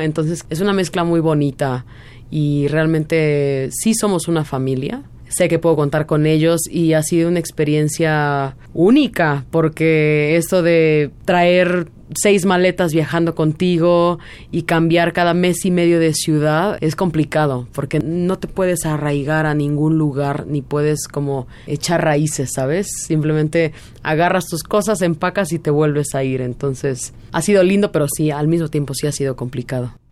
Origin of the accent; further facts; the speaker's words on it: Mexico; moved away; somos dos mexicanos